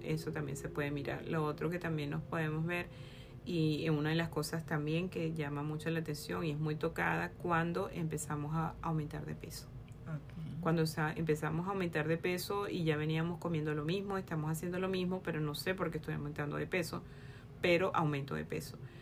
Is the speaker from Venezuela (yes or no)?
yes; Venezuela; soy médico venezolana